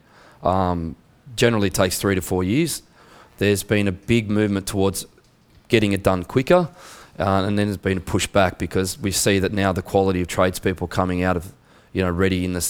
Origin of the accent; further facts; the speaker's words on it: Canberra, Australian Capital Territory, Australia; accent: Australian; I was born in Canberra, so Canberra is the capital of Australia.